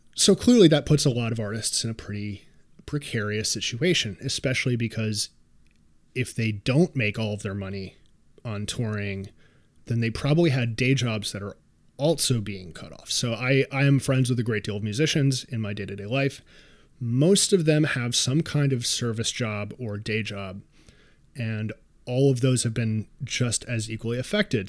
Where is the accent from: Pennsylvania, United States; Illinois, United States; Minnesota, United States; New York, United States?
New York, United States; New York City; I am a New Yorker